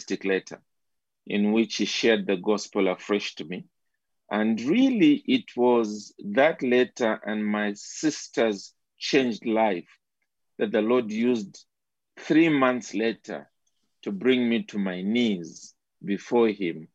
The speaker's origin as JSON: {"language": "English", "country": "Zambia", "tie": "born or raised there", "said": "I basically grew up within the country of Zambia."}